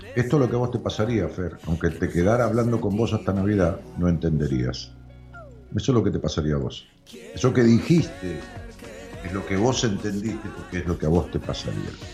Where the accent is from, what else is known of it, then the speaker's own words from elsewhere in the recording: Argentina; en Argentina, nosotros somos un país sensacional